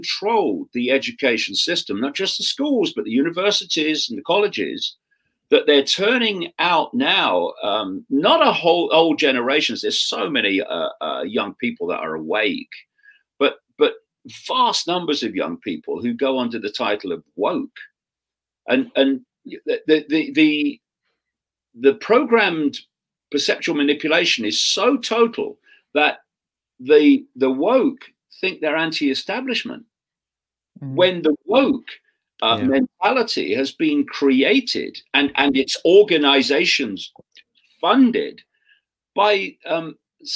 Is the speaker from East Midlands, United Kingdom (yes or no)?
yes; Leicester, East Midlands, United Kingdom; I grew up in Leicester in the 1950s, 1960s, in a Labour Party household.